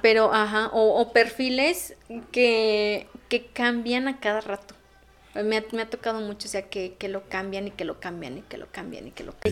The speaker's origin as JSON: {"language": "Spanish", "town": "León", "region": "Guanajuato", "country": "Mexico", "said": "soy de León."}